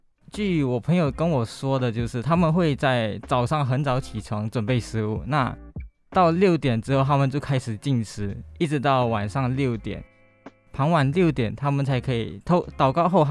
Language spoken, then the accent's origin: Chinese; Johor, Malaysia; moved away as an adult; now in Taiwan; 像我们像我家乡那一边，是因为邻邻国是新加坡